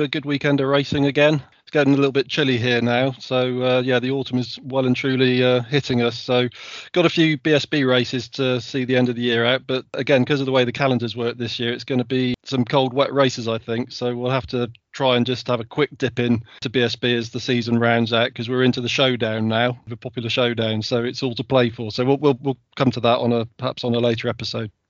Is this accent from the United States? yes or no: no; United Kingdom; as a British fan